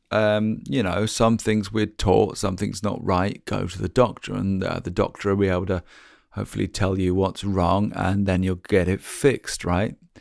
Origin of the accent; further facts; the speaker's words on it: Norwich, East of England, United Kingdom; moved away as an adult; also born or lived in London; we decided to come back to my hometown, um, back here in Norwich